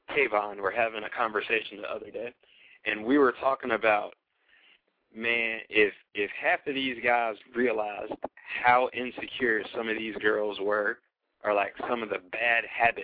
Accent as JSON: {"language": "English", "region": "New Jersey", "country": "United States", "tie": "born or raised there", "moved": "yes", "lives_now": "North Carolina, United States", "said": "I was born in New Jersey"}